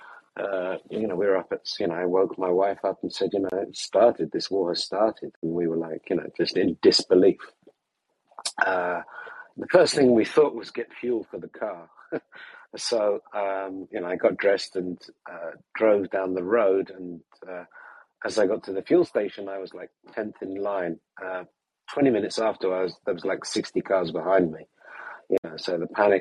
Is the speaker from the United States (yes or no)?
no; England, United Kingdom; moved away as an adult; also born or lived in Ukraine; now in London, United Kingdom; we say in England